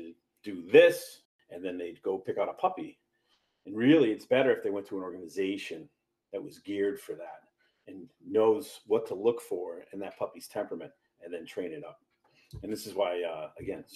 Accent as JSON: {"language": "English", "town": "Hartford", "region": "Connecticut", "country": "United States", "tie": "born or raised there", "moved": "yes", "said": "Where I'm from Hartford, Connecticut. That's where I grew up."}